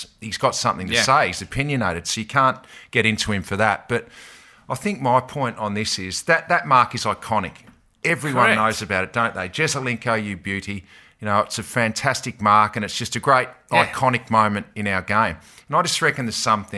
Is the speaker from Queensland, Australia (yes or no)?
no; Tasmania, Australia; now in Victoria, Australia; As a Tasmanian